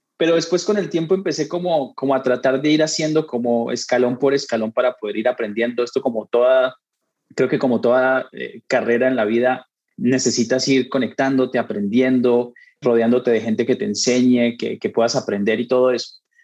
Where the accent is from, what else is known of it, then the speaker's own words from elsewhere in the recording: Colombia; moved away as an adult; now in Mexico; yo soy colombiano, llegué a México tal vez a finales del 2008, 2009, por allá